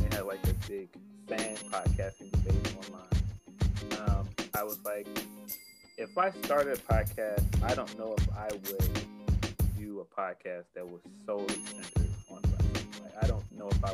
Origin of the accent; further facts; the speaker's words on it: Chicago, Illinois, United States; I'm from Chicago